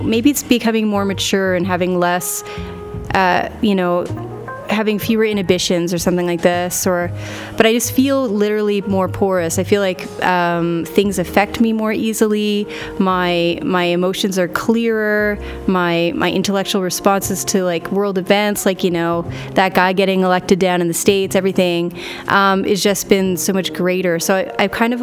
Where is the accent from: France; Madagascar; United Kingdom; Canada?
Canada; Montreal, Quebec; moved away as an adult; now in Regina, Canada; I moved away from my hometown of Montreal to Regina, Saskatchewan